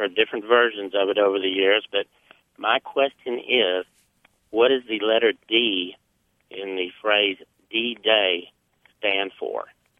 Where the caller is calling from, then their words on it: Odessa, Texas, United States; I'm calling from Odessa, Texas